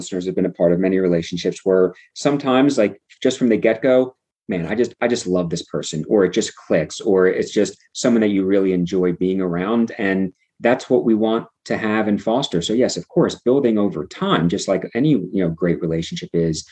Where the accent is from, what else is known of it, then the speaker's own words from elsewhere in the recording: Atlantic City, New Jersey, United States; I grew up outside of Atlantic City, New Jersey